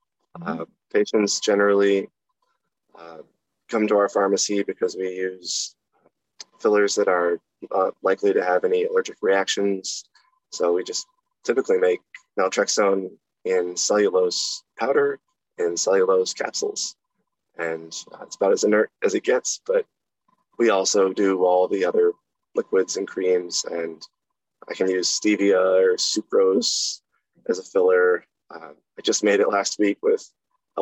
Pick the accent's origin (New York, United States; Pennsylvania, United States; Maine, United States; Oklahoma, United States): Maine, United States; I grew up in a small town in Maine